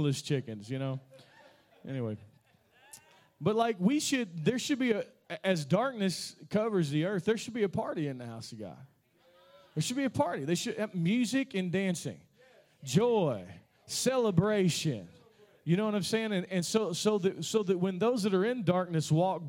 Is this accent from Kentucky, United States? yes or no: yes; Kentucky, United States; I'm from Kentucky